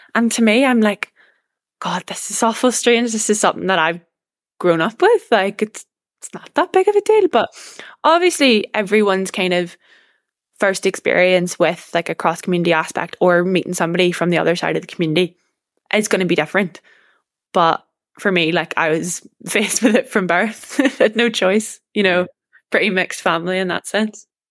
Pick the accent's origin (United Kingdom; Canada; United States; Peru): United Kingdom; Portadown, Northern Ireland; moved away as an adult; now in Glasgow, United Kingdom; my hometown of, you know, Portadown